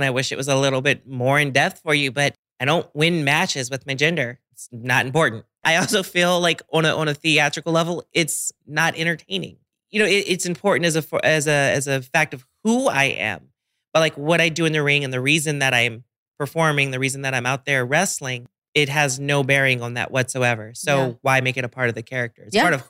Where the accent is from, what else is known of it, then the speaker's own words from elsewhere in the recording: Washington, District of Columbia, United States; I literally was stuck in DC and I love my hometown to death, but I genuinely couldn't leave for like 2 months